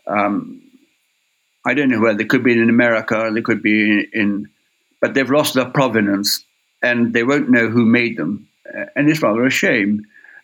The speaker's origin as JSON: {"language": "English", "country": "Ireland", "moved": "yes", "said": "I come from Ireland, it's my homeland, and I went back to Ireland in 1980"}